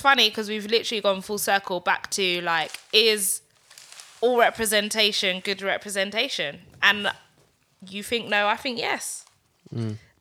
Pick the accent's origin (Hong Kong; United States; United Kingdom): United Kingdom; growing up in Britain